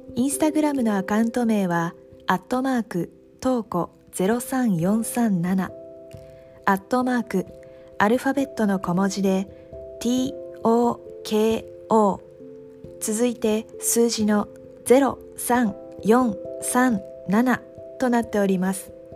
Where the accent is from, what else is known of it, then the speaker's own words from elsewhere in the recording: Japan; 私たちは生まれ育った日本という国